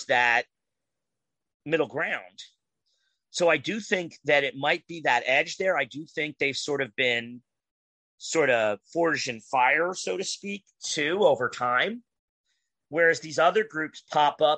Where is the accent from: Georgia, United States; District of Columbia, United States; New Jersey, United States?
New Jersey, United States; my home state of New Jersey